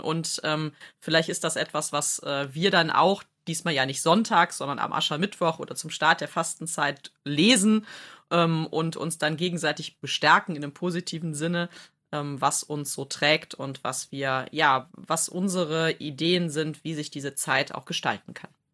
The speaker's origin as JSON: {"language": "German", "region": "Rhineland", "country": "Germany", "said": "so als Rheinländerin"}